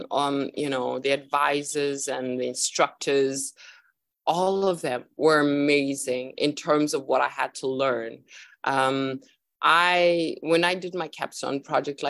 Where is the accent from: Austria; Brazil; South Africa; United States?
South Africa; I am originally from South Africa, but I'm traveling around the world at the moment.